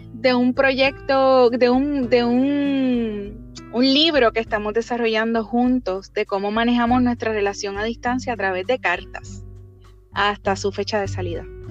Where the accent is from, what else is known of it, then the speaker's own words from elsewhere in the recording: Barceloneta, Puerto Rico; soy del norte de Puerto Rico, de Barceloneta